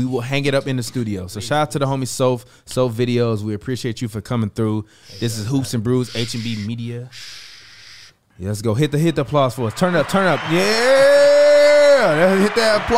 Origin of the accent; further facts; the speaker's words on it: Chicago, Illinois, United States; moved away as an adult; now in Los Angeles, United States; I left Chicago when I was 21, like going on 22 to move out to LA to kind of plant my roots.